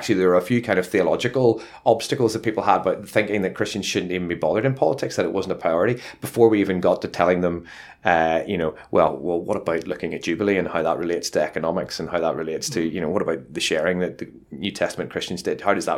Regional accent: Luton, East of England, United Kingdom; as you can tell from the accent, I'm from Luton

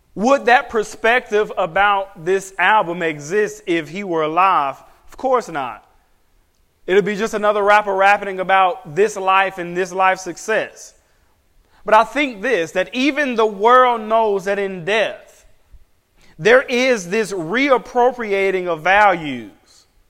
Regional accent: United States; as an American pastor

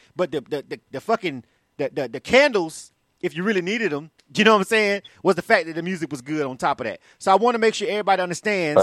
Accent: Panama City, Florida, United States; I'm actually from Florida myself, so I'm born and raised uh, in Panama City, Florida

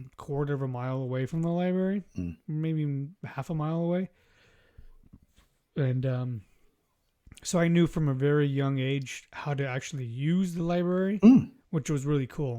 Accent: Inland Empire, California, United States; I grew up in the Inland Empire, too, at the time

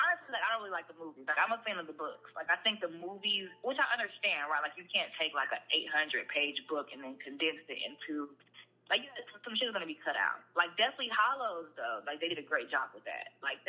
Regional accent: Atlanta, Georgia, United States; I grew up on the South Side, in East Point. So that's basically Atlanta.

